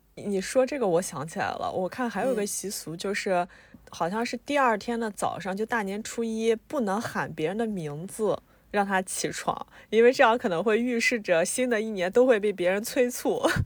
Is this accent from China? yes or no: yes; Anhui, China; 像我和嘎嘎呢都是安徽的